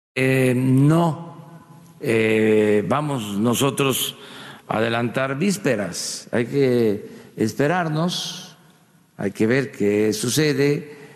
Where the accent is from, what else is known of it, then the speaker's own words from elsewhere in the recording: Tabasco, Mexico; desde Paraíso, Tabasco, desde mi tierra